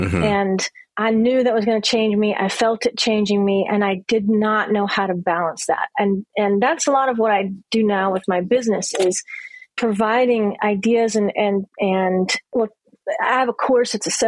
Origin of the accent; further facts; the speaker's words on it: Louisiana, United States; Yeah, and I'm from Louisiana, so I'm kind of from the South, really. I moved around a lot, but born and then finished school in Louisiana. That's where my parents are from.